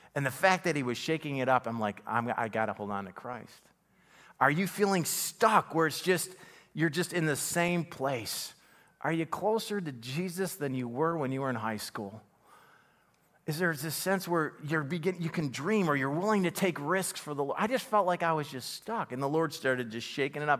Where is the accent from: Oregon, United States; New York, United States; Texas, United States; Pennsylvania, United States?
New York, United States; Buffalo; My family, you know, we grew up in Buffalo, single parent home